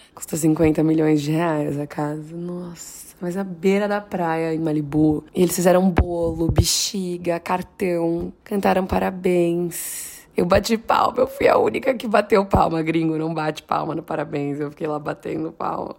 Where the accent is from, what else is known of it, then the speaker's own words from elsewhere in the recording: São Paulo, Brazil; moved away as an adult; now in Los Angeles, United States; eu sou brasileira